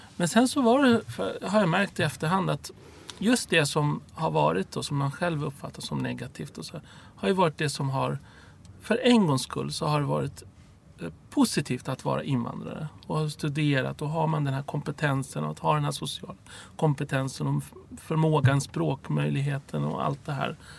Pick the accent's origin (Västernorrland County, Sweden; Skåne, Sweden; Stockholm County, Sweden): Stockholm County, Sweden; Stockholm; also born or lived in Cairo, Egypt; Rinkeby där jag växte upp.